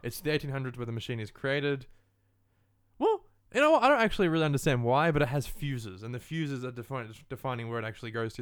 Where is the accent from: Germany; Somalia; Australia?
Australia; being an Australian and living in Australia